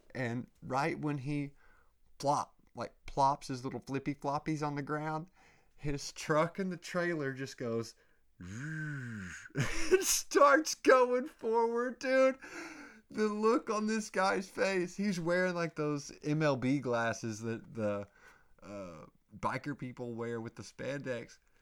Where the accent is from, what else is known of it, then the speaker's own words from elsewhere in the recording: Oklahoma, United States; I grew up in Oklahoma, going to the lakes and freaking wakeboarding